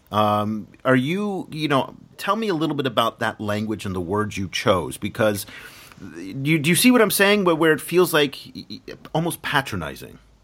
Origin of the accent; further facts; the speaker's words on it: United States; as an American